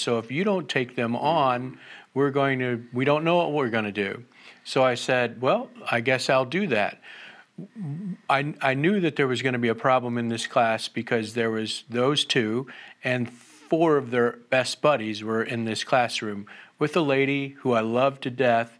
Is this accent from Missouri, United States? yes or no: yes; Jennings, Missouri, United States; I was raised in Jennings, which is in North County